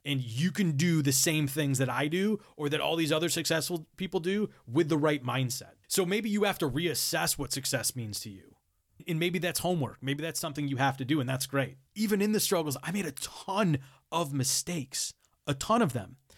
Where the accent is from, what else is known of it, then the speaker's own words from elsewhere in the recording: Buffalo, New York, United States; moved away as an adult; also born or lived in Rochester; get back to my hometown